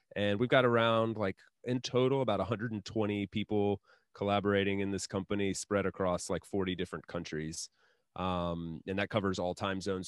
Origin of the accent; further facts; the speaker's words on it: Asheville, North Carolina, United States; now in Spain; my hometown, like, in Asheville, North Carolina